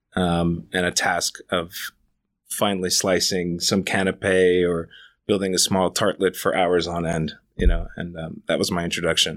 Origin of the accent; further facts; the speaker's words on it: New York, United States; moved away as an adult; now in Los Angeles, United States; I grew up Right in Manhattan